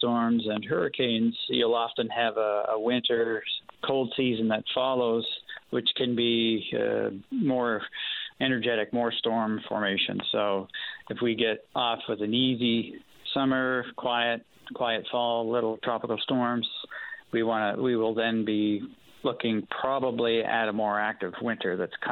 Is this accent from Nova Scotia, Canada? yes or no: yes; Halifax, Nova Scotia, Canada; my hometown around Halifax